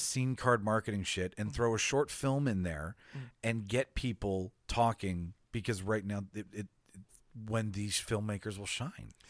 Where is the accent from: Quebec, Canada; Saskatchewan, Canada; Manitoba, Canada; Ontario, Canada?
Manitoba, Canada; Winnipeg; It's about my hometown